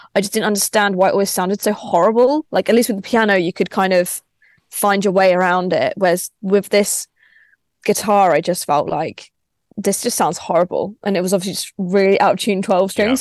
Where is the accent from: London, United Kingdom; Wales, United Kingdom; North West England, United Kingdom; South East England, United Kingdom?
South East England, United Kingdom; Crawley; I grew up in Crawley.